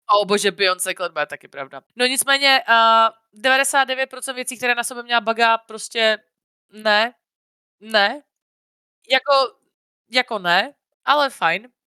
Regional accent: near Brno, South Moravian Region, Czechia; also born or lived in Vysočina; jsem vyrůstala většinu času jako u Brna

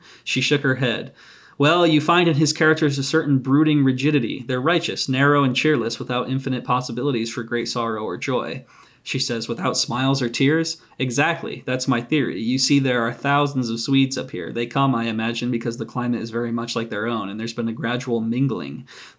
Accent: United States; as an American

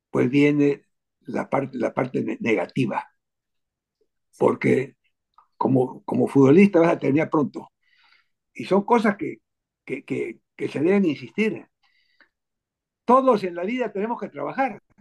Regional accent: Berlin, Germany; born there; Me ha dado oportunidad de recordar que yo nací en Alemania, en Berlín, justamente porque mi padre estaba allá

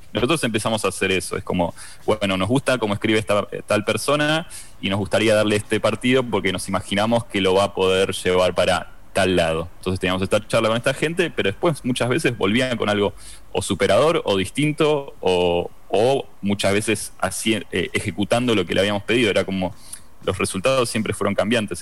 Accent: Argentina; como somos argentinos

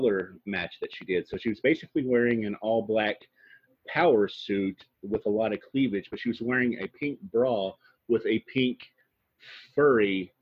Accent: the South, United States; I'm from the South too

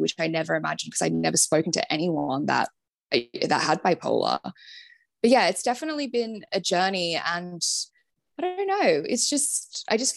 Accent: Sydney, New South Wales, Australia; moved away as an adult; now in London, United Kingdom; growing up in Sydney

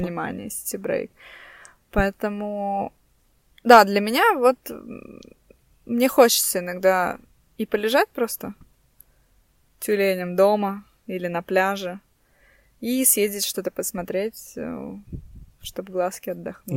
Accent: Estonia; мы русские, э, живем тут, ну, не то, что живем тут с рождения. Мы тут родились, и, э, наши родители, э, тоже здесь родились.

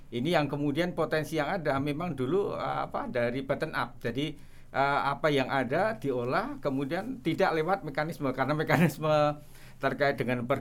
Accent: Yogyakarta, Special Region of Yogyakarta, Indonesia; born there; Uh, jadi kebetulan kita kan lahir di kota Jogja.

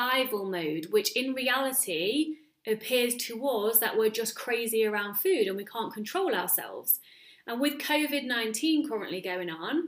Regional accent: United Kingdom; now in Netherlands; I'm British

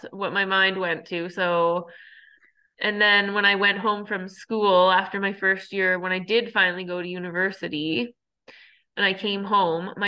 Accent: Cold Lake, Alberta, Canada; moved away; my hometown, like Cold Lake

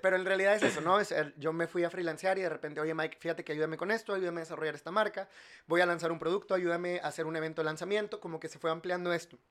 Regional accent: Monterrey, Nuevo León, Mexico; yo soy de aquí, yo soy regio

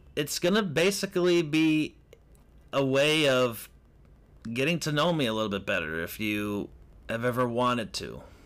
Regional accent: Lake County, Illinois, United States; moved away; also born or lived in Hollywood; I'm from Lake County

